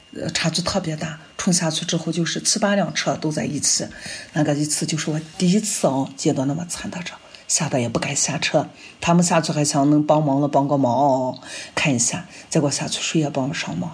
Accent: Northwest China, China; 我们西北人就是，不是很喜欢吃面嘛

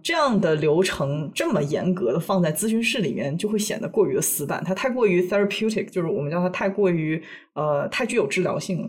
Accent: China; first language Chinese; moved away; 我作为一个母语是中文的无声土长的中国人

